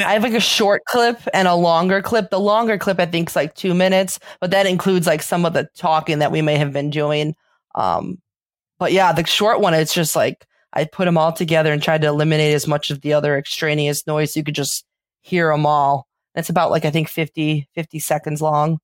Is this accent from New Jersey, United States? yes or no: no; Chicago, Illinois, United States; accent: Chicago; I got my Chicago accent